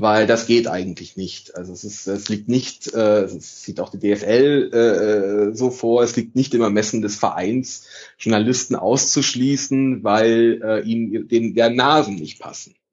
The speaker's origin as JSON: {"language": "German", "country": "Italy", "lives_now": "Munich, Germany", "said": "ich bin Italiener"}